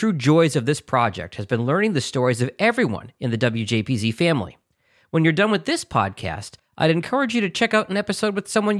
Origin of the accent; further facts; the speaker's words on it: Boston, Massachusetts, United States; Growing up in Boston, every radio station was area code 617-931